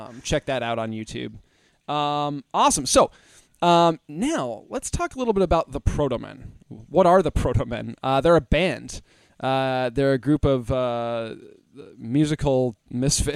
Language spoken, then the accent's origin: English; United States; us American folk